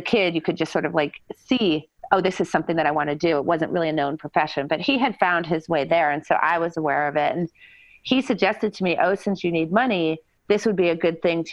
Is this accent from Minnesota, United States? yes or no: no; New Hampshire, United States; moved away as an adult; I was born in a small town in New Hampshire